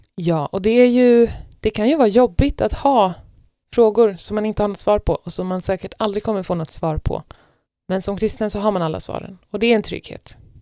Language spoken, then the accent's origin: Swedish; Stockholm, Stockholm County, Sweden; moved away as an adult; now in Norway; en stor andel av mina kompisar där eh, hemifrån i Stockholm är kristna vänner